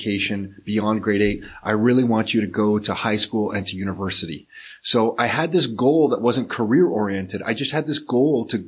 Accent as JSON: {"language": "English", "town": "Mississauga", "region": "Ontario", "country": "Canada", "tie": "born or raised there", "also_born_or_lived": "Toronto", "said": "And moved to Mississauga when I was about 4 or 5. And then raised in Mississauga, went to high school in Mississauga"}